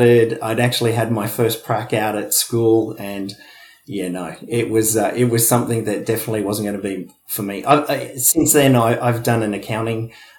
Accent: Wollongong, New South Wales, Australia; He'd worked in the steelworks down in Wollongong. We came from Wollongong.

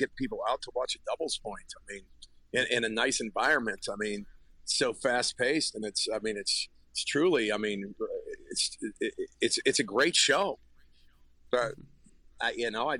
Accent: Zanesville, Ohio, United States; I grew up in Zanesville, Ohio

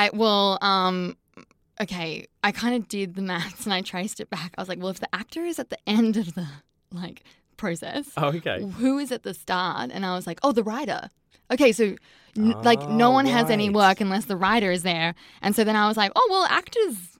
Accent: Sydney, New South Wales, Australia; I grew up in Sydney, so I've been bopping around here my whole life

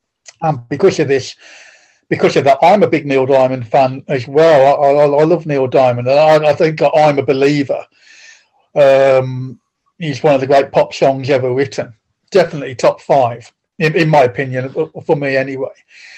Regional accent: Penkridge, West Midlands, United Kingdom; Grew up in it's a little place called Penkridge, which is in the little market town. Well, it's quite a big market town now. When I grew up there, it's very small.

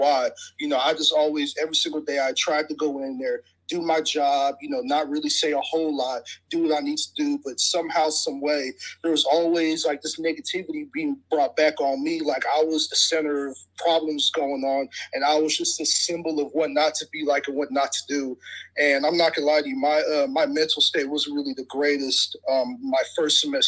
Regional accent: Houston, Texas, United States; moved away as an adult; also born or lived in Nebraska; I'm from Houston

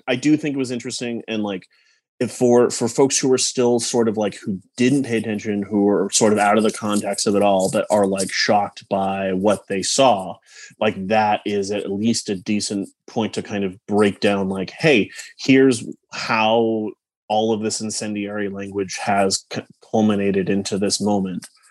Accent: Palm Springs, California, United States; I grew up out in Palm Springs

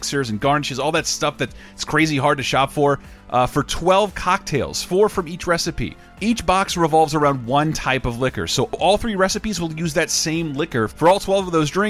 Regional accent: United States; But I'm an American and I appreciate my consonants.

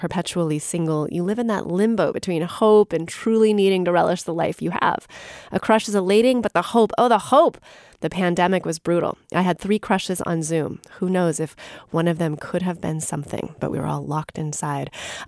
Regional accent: United States; Being half French, but growing up in America, I find that there is so much shame, judgment, and taboo around romance and sexuality coming from our Puritan roots

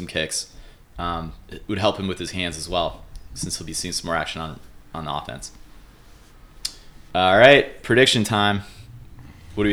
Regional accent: Ohio, United States; I grew up in Ohio

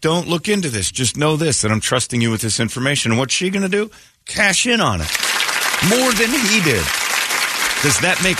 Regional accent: Mesa, Arizona, United States; I grew up soft. I grew up soft over in Mesa

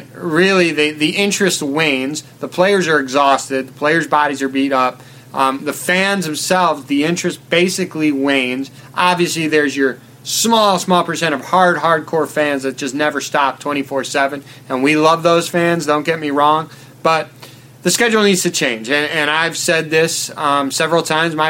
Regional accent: United States; I'm from America

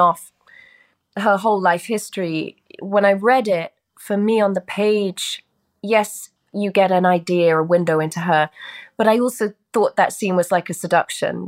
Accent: United Kingdom; this is my native tongue

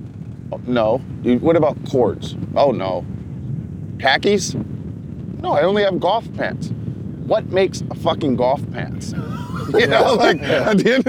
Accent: Virginia Beach, Virginia, United States; moved away as an adult; also born or lived in New York City; now in Los Angeles, United States; Cavalier Golf and Yacht Club, where I grew up playing in Virginia.

